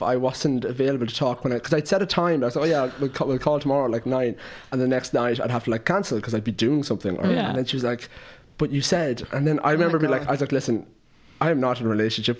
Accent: Clara, Leinster, Ireland; now in Dublin, Ireland; I'm from Clara in the middle of Offaly

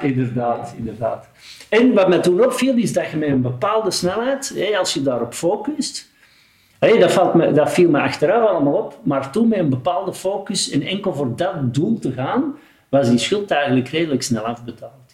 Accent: 's-Gravenwezel, Flanders, Belgium; Geboren in Schaafwezel en ondertussen woon ik na vierenvijftig jaar nog steeds in Schaafwezel

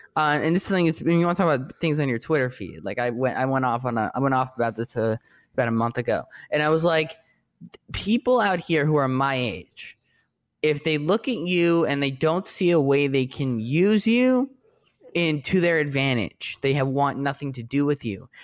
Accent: New York, United States; now in Los Angeles, United States; I'm from New York

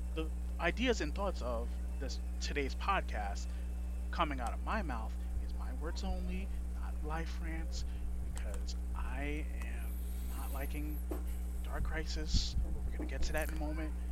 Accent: New York, United States; I grew up in New York.

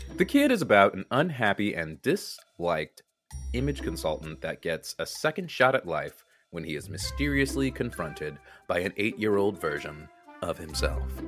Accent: United States; accent: American; My ugly American accent

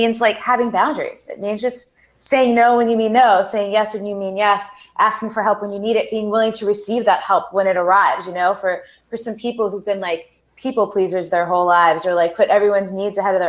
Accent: United States; growing up playing sports here in the United States

